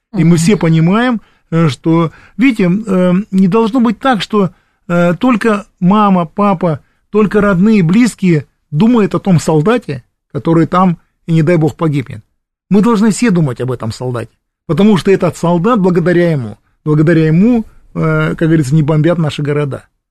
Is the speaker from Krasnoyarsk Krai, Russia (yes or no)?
yes; Krasnoyarsk, Krasnoyarsk Krai, Russia; Приезжаем в родной Красноярск